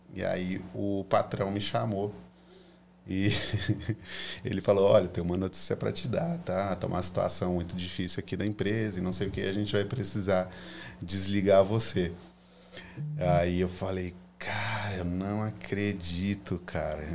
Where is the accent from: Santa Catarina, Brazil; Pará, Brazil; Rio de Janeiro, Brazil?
Santa Catarina, Brazil; Florianópolis; moved away as an adult; also born or lived in California; now in United States; eu sou manezinho da ilha